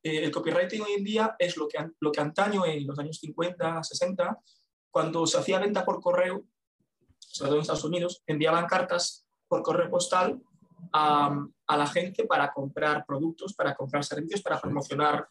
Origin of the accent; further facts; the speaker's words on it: A Coruña, Galicia, Spain; soy de La Coruña, ya veremos si me muevo